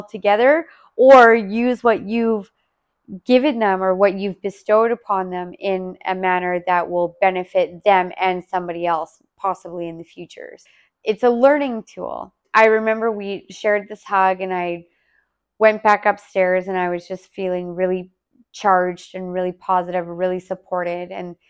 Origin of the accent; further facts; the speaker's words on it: Calgary, Alberta, Canada; yeah, like I'm here from Calgary and blah, blah, blah.